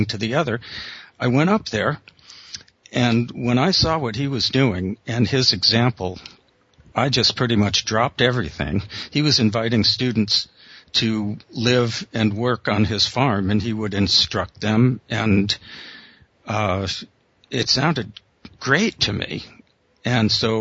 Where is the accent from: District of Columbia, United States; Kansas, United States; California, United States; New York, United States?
California, United States; Los Angeles; moved away as an adult; also born or lived in Berkeley / Japan; I grew up in Los Angeles, city boy originally